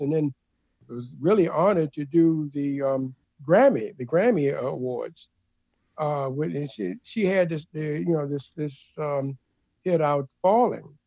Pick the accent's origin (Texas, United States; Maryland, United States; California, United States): Maryland, United States; Baltimore; also born or lived in Richmond, Virginia / New York; now in New Jersey, United States; I'm originally from Baltimore, Maryland